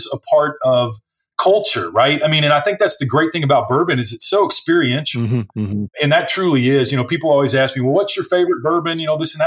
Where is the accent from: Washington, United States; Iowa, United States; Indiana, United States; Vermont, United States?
Indiana, United States; born or raised there; also born or lived in Kentucky